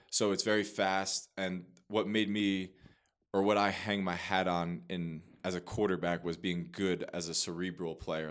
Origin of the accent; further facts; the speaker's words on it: Manasquan, New Jersey, United States; moved away as an adult; I am born and raised in New Jersey, Monmouth County, so Manasquan, New Jersey. Um, spent my whole childhood there